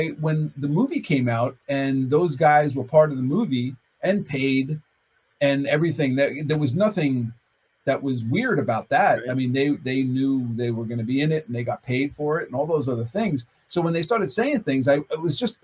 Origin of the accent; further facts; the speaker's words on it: United States; I'm an American